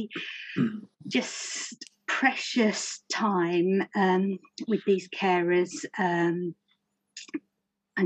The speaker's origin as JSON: {"language": "English", "town": "Romford", "region": "London", "country": "United Kingdom", "tie": "born or raised there", "said": "I'm an Essex girl. I was born and brought up in Romford."}